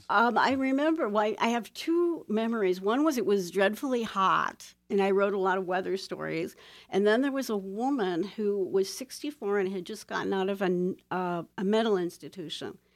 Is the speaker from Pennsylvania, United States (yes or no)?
no; Toledo, Ohio, United States; born or raised there; moved away